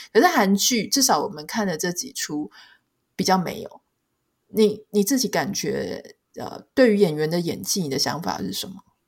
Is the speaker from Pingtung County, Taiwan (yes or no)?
yes; Pingtung County, Taiwan; 因为我可能是自己住过屏东嘛，那我在十八岁以前都是成长在乡下